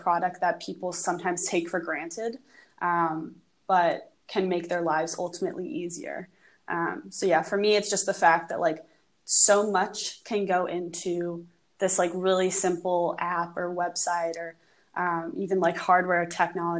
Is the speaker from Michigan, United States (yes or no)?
no; New York City, New York, United States; I grew up in New York City.